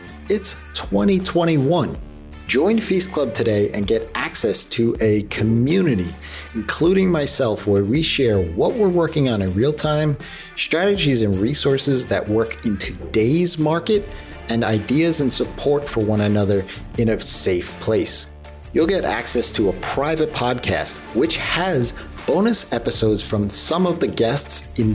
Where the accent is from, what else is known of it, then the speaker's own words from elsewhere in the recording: New York, United States; As a New Yorker